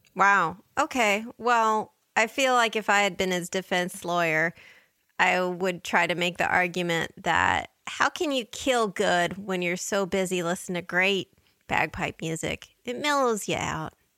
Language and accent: English; United States; as an American